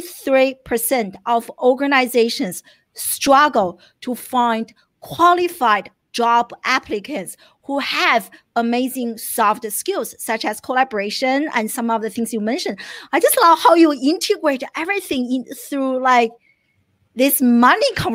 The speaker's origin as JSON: {"language": "English", "country": "China", "tie": "born or raised there", "moved": "as an adult", "lives_now": "United States", "said": "I grew up in China. I came to the US in my early 20s"}